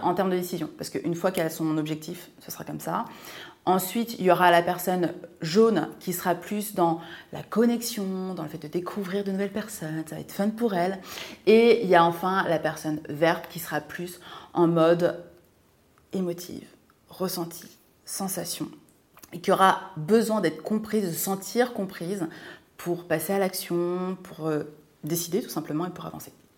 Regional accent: a small village in Seine-et-Marne, Île-de-France, France; also born or lived in Martinique; Je suis originaire de Martinique, voilà tout simplement. Et j'ai grandi dans un petit village de Seine-et-Marne

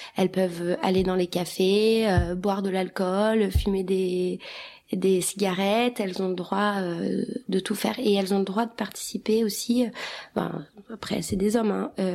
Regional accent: Kosovo; moved away; on est albanais du Kosovo

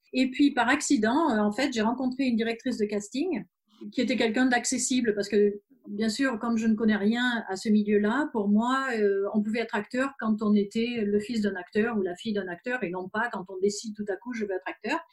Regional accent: France; moved away as an adult; also born or lived in German-speaking Switzerland; now in Switzerland; nous sommes français, mais on habite en Suisse, en Suisse alémanique depuis 12 ans

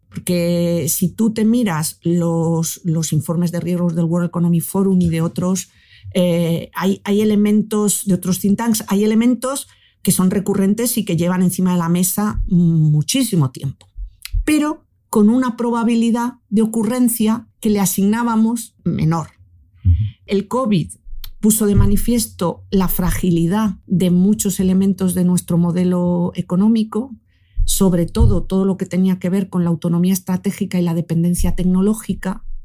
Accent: Spain

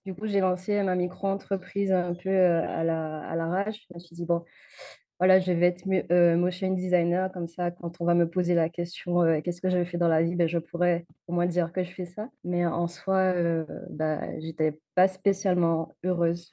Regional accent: Guadeloupe; je viens de la Guadeloupe

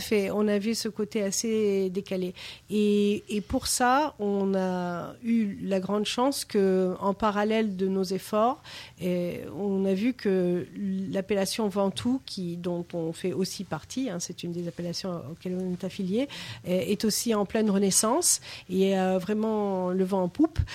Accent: New York, United States; French is a second language; moved away as an adult; now in France; Je suis de New York

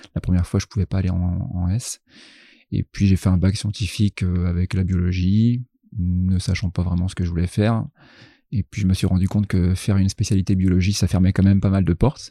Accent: Troyes, Grand Est, France; moved away as an adult; also born or lived in Reims; now in Rouen, France; je suis originaire de Troyes dans l'Aube en Champagne

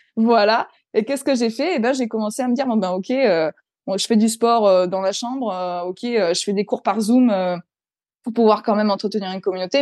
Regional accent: Provence-Alpes-Côte d'Azur, France; now in Reims, France; je suis du Sud-Est.

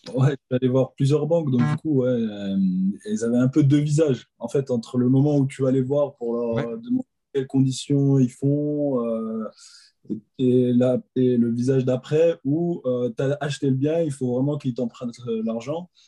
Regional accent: Alsace, Grand Est, France; je viens d'Alsace

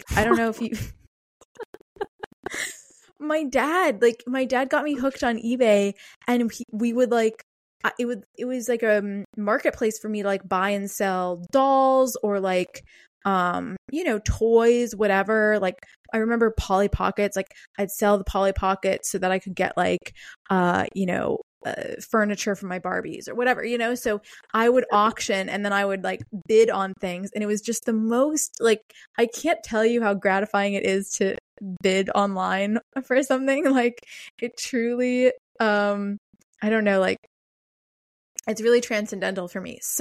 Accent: Pittsburgh, Pennsylvania, United States; moved away; my hometown of Pittsburgh, Pennsylvania

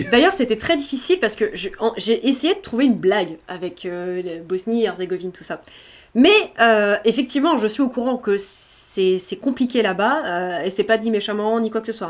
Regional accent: Brittany, France; je suis bretonne

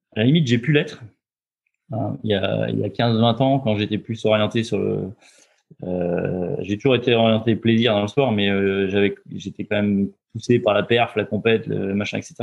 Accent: Roanne, Auvergne-Rhône-Alpes, France; moved away as an adult; now in Loir-et-Cher, France; je suis, originaire de Rhône-Alpes, je suis né à Rouen, à côté de Saint-Étienne. Euh, j'ai vécu beaucoup de temps euh, en Rhône-Alpes, 25 ans

